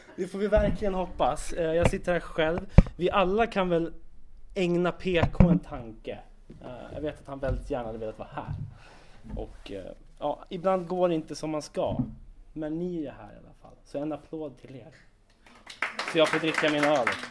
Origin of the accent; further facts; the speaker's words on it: Sundbyberg, Stockholm County, Sweden; i Sundbyberg, där jag kommer ifrån